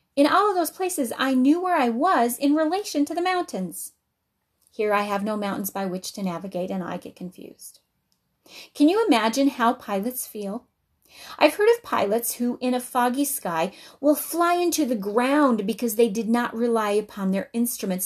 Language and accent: English; Albuquerque, New Mexico, United States; also born or lived in Uncompahgre Valley, Colorado / Colorado Springs, Colorado; now in Wisconsin, United States; I grew up in Albuquerque